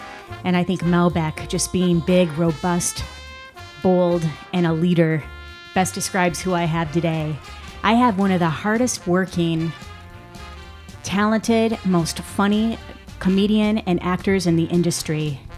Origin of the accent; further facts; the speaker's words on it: Midwest, United States; I'm from the Midwest.